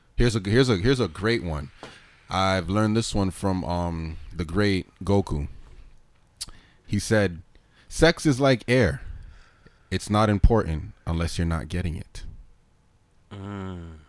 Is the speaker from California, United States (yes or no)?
no; New York, United States; Brooklyn, man. That's where niggas is from